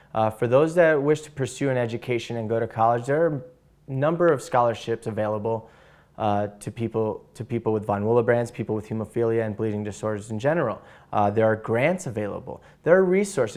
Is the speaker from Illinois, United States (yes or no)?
yes; Chicago, Illinois, United States; I'm from Chicago, Illinois.